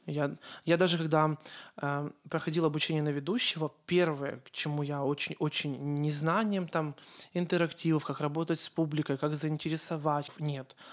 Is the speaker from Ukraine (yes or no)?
yes; Ukraine; accent: Ukrainian; Э, у меня был украинский акцент.